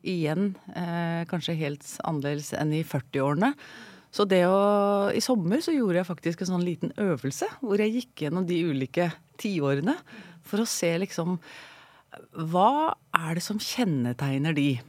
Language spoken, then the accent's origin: Norwegian; Sandefjord, Vestfold, Norway; Jeg er opprinnelig fra Sandefjord.